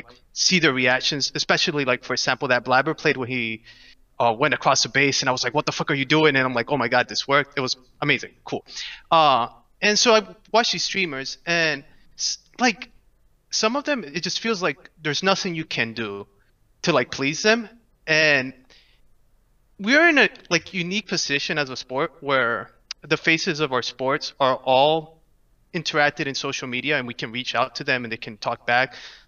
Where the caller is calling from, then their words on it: Orlando, Florida, United States; Orlando, Florida.